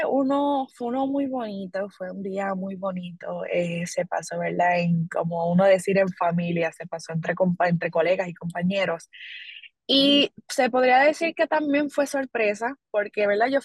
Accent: Corozal, Puerto Rico; de verdad estoy muy agradecida con, con esa oportunidad que mi pueblo corozaleño me ha brindado.

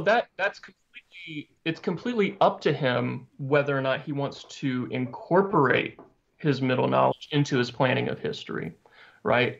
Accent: Arkansas, United States; I grew up in Arkansas, so that's like a whole different dialect right there.

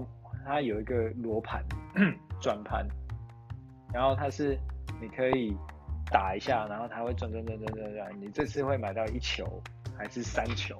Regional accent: central Taiwan, Taiwan; 我小时候在中部

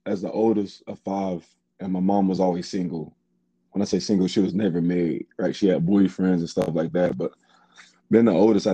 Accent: Garland, Texas, United States; now in Stephenville, United States; I'm from Garland, Texas. That's like a suburb city northeast of Dallas

